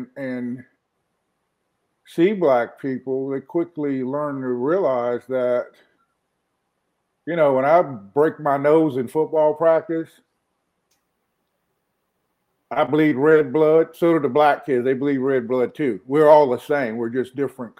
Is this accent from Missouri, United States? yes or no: no; Wilmington, North Carolina, United States; born or raised there; moved away as an adult; also born or lived in Norfolk, Virginia / Charlotte, North Carolina